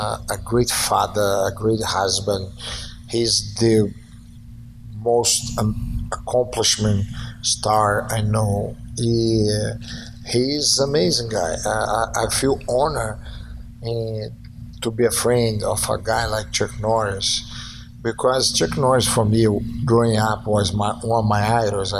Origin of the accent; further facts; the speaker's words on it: Brazil; moved away; Growing up in Brazil, I remember have a theater close to my house who only do Chinese